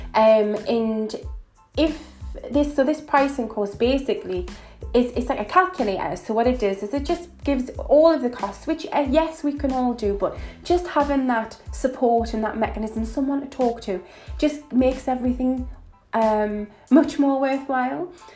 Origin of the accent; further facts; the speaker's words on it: Newcastle upon Tyne, North East England, United Kingdom; accent: northern; I am from Newcastle. As you can probably tell from my accent, I am a northern girl, proud to be